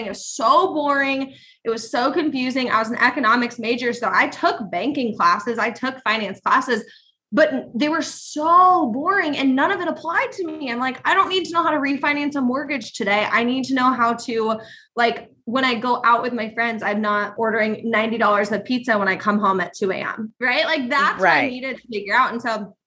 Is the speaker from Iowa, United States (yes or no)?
yes; Iowa, United States; I grew up in Iowa in a small town